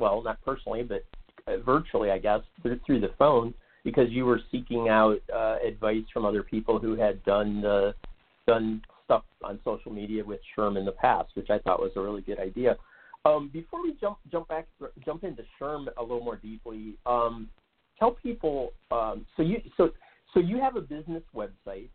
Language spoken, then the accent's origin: English; Ohio, United States; moved away; I grew up in Ohio